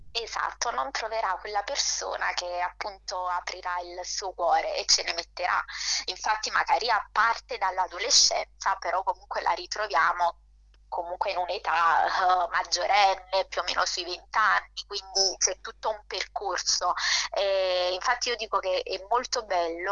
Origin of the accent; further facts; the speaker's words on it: Naples, Campania, Italy; accent: terrona (southern Italian); moved away; prima di andarmene vivevo, in, uh, vivevo, a Napoli, quindi è normale che il mio accento da terrona si senta